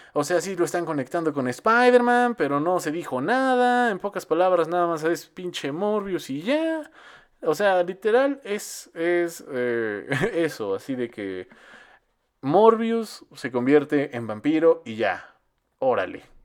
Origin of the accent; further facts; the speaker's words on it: Mexico; Nosotros como mexicanos